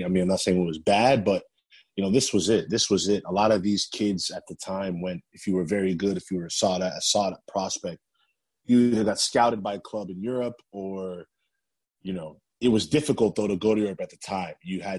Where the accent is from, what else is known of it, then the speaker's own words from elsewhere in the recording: New Jersey, United States; born there; I was born in New Jersey and I had an incredible amount of family in New Jersey.